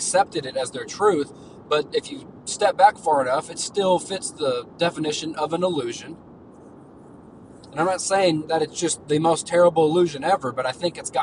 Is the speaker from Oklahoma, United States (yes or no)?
yes; Oklahoma, United States; I'm from Oklahoma